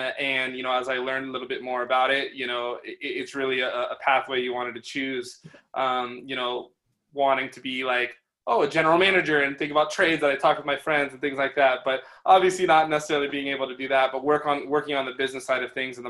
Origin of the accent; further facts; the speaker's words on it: Portland, Oregon, United States; also born or lived in Los Angeles; I was born and raised in Portland, Oregon